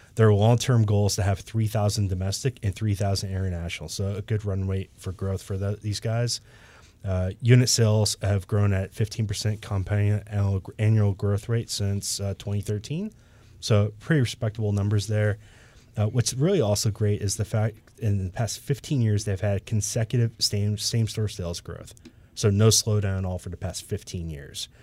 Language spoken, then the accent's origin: English; Michigan, United States; moved away; I'm from Michigan originally